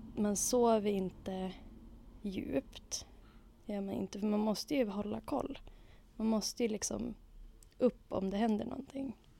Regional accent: Umeå, Västerbotten County, Sweden; also born or lived in London, United Kingdom / Arkansas, United States; född och uppvuxen på Ålidhem i Umeå

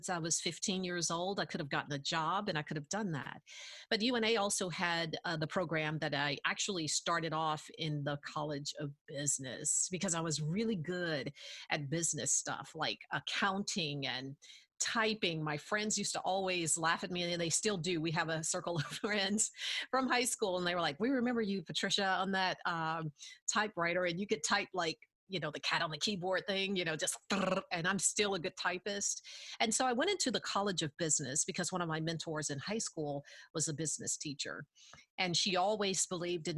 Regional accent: Tuscumbia, Alabama, United States; I am actually from the Shoals area. I was born and reared in Tuscumbia, went through the Tuscumbia system

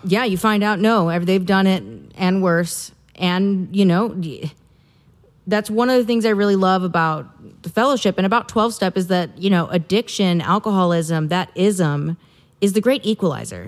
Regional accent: Midwest, United States; I'm a woman and I'm from the Midwest

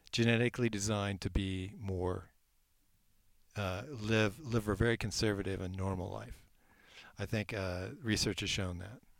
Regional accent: Eugene, Oregon, United States; Well, I came originally from Eugene, Oregon, which is very wet.

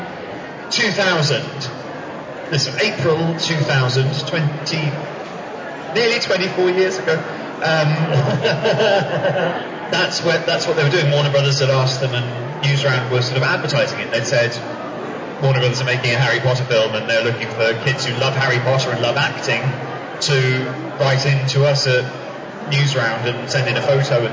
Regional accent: New Zealand; moved away; I was born in New Zealand.

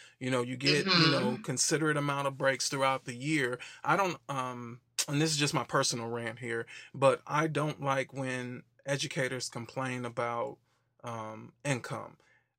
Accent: Wisconsin, United States; moved away as an adult; also born or lived in Tennessee; that's what moved me down to the South. Ended up moving down to Tennessee, went to Tennessee State University. I'm originally from Wisconsin

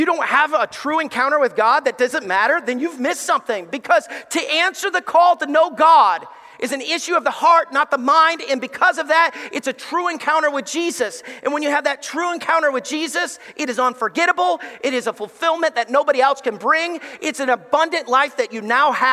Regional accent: Alabama, United States; moved away as an adult; growing up in Alabama

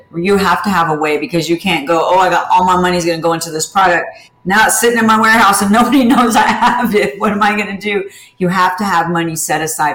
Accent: Houston, Texas, United States; I'm from Texas and everything comes in giant portions

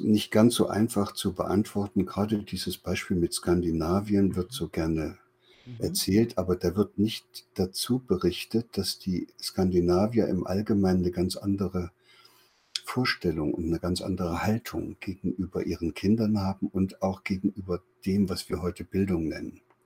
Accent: East Germany, Germany; in der damaligen DDR, wo ich groß geworden bin

